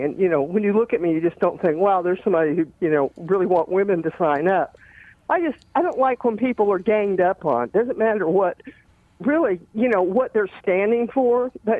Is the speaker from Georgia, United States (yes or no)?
yes; Marietta, Georgia, United States; also born or lived in Montgomery, Alabama; In Georgia, pretty much, mostly in Georgia. I never left the South until I moved to New York, actually, when I was that age.